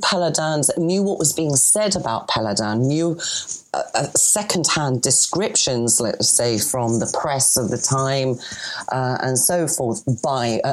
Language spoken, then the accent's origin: English; Greece; accent: Greek; Excuse my French accent, but I've got a Greek accent over my French